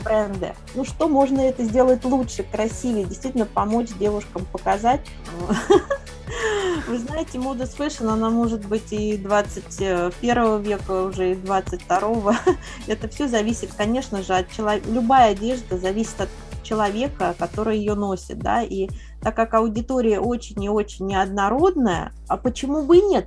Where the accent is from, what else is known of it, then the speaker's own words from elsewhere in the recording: Moscow, Russia; moved away as an adult; also born or lived in Kazan; я коренная москвичка